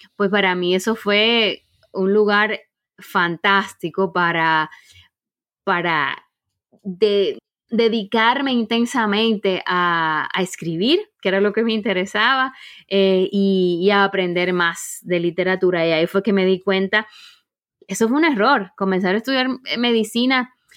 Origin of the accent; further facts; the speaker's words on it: Santo Domingo, Distrito Nacional, Dominican Republic; moved away as an adult; also born or lived in Santiago, Chile / Zurich, Switzerland; now in Germany; Yo soy eh, de Santo Domingo, de la República Dominicana, y viví ahí hasta que tuve 23 años.